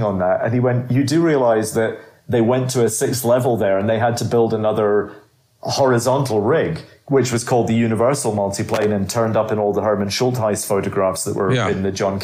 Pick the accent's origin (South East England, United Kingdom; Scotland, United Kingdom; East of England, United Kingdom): Scotland, United Kingdom; Edinburgh; accent: Edinburgh; moved away as an adult; also born or lived in London / Glasgow; growing up in Edinburgh